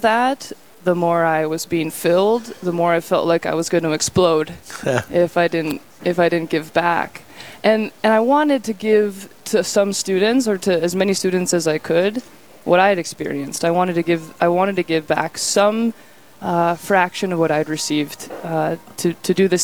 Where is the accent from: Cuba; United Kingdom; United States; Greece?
United States; Rapid City, South Dakota; moved away as an adult; now in Bismarck, United States; I am originally from Rapid City in South Dakota, the Black Hills, and I'm the youngest of five children. And I went to Catholic school there, grade school through high school